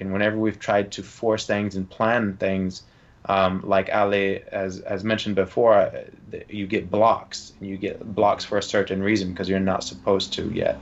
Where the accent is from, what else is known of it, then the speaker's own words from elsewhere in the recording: Georgia, United States; I'm from Georgia